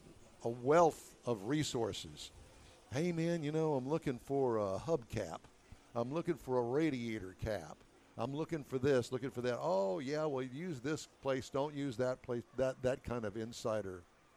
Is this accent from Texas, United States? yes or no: yes; Houston, Texas, United States; born or raised there